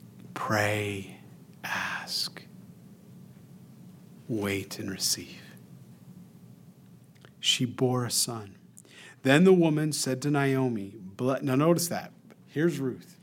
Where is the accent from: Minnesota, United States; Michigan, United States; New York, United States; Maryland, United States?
New York, United States; We're from New York